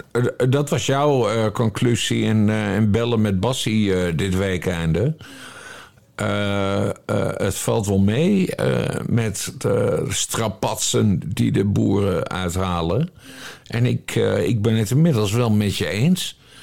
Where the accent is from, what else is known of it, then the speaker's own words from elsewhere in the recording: Friesland, Netherlands; ik kom uit Friesland